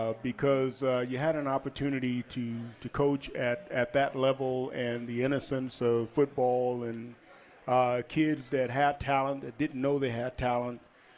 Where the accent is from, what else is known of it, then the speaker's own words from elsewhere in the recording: Houston, Texas, United States; also born or lived in Dallas; No, actually, I was born in Houston.